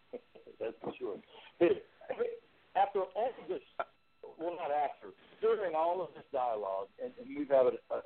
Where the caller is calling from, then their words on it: Cleveland, Ohio, United States; Cleveland, Ohio, man.